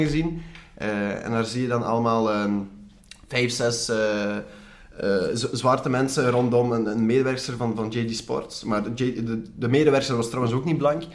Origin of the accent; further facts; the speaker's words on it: Belgium; Als ik eh, mhm. mijn beste Engels ga praten, hoor je duidelijk dat ik, dat ik gewoon Belg ben